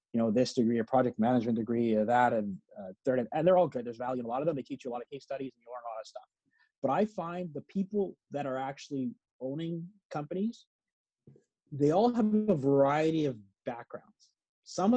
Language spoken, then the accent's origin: English; Edmonton, Alberta, Canada; moved away; I grew up in Edmonton